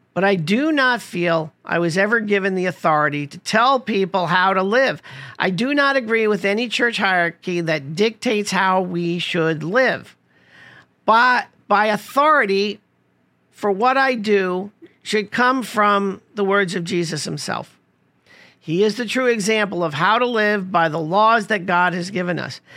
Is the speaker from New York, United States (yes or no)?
yes; New York City, New York, United States; growing up in Rosedale, Queens, located in New York City